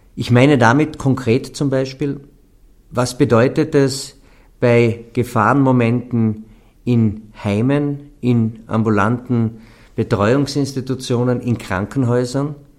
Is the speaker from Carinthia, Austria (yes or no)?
yes; Carinthia, Austria; bei uns in Kärnten